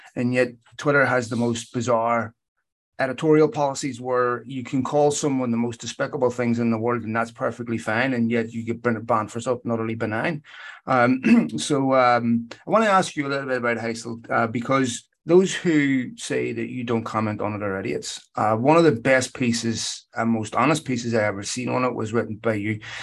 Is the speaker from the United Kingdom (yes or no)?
yes; Belfast, Northern Ireland, United Kingdom; growing up in Belfast